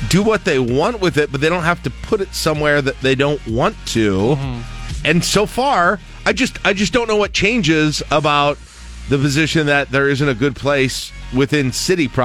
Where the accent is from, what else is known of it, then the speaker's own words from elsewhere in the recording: Toronto, Ontario, Canada; no I'm from Toronto.